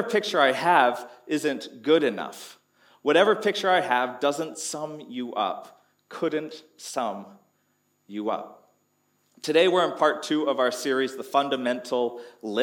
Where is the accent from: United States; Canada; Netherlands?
Canada; moved away as an adult; now in Townsville, Australia; Growing up in Canada, every winter there was snow